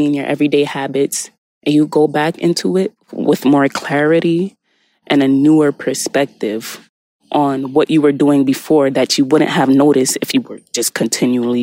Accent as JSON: {"language": "English", "country": "United States", "tie": "born or raised there", "said": "the American culture I was brought up on"}